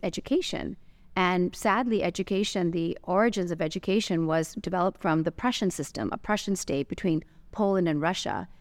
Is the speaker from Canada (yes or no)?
yes; Canada; also born or lived in London, United Kingdom / Los Angeles, United States / Santa Monica, California, United States; now in Dubai, United Arab Emirates; I was born in London and I was raised in Canada